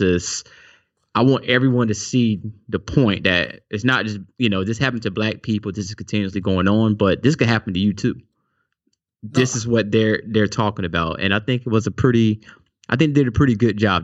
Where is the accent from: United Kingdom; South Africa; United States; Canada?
United States; South Carolina; I'm from South Carolina